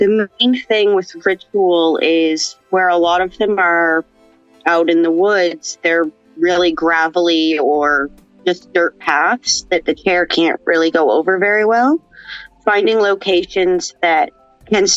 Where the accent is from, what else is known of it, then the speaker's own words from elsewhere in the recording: Cape Breton, Nova Scotia, Canada; moved away as an adult; now in Halifax, Canada; I grew up in Cape Breton.